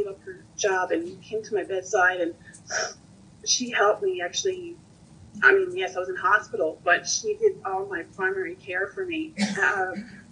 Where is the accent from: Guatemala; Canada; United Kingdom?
Canada; Newfoundland and Labrador; also born or lived in Ontario; I am a Newfoundlander, but I was living in Ontario. And just after I moved back home to Newfoundland